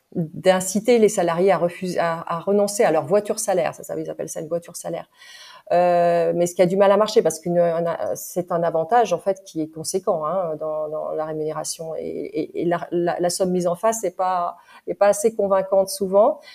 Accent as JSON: {"language": "French", "country": "France", "said": "en tant que française"}